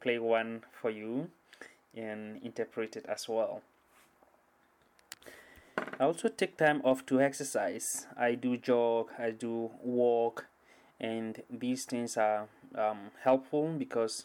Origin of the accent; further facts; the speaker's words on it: Ghana; moved away as an adult; now in Seattle, United States; I come from Ghana.